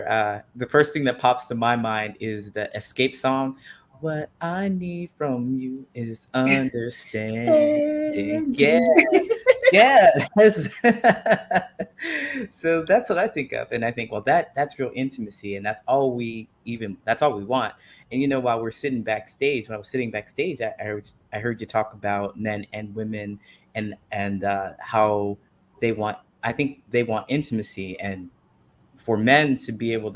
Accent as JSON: {"language": "English", "region": "Ohio", "country": "United States", "tie": "born or raised there", "also_born_or_lived": "California", "moved": "as an adult", "said": "I decided that I would leave Ohio and I moved to California"}